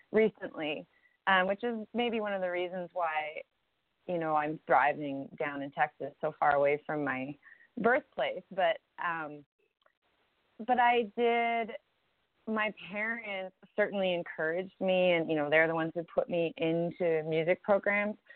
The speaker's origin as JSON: {"language": "English", "country": "Canada", "tie": "born or raised there", "moved": "yes", "lives_now": "United States", "said": "my parents are American and I was born in Canada. And growing up in Canada as an American"}